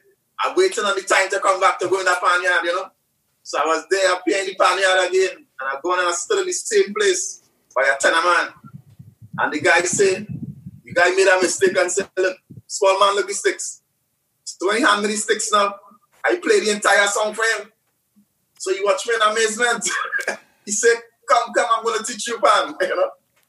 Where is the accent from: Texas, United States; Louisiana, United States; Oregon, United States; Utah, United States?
Louisiana, United States; Lavantil; now in Barataria, United States; I grew up in Lavantil, but I don't live in Lavantil now.